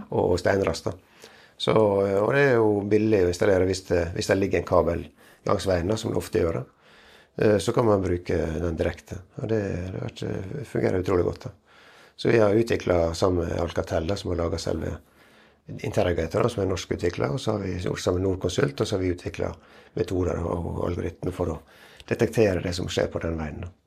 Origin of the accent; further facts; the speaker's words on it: Western Norway, Norway; Jeg er jo fra Vestlandet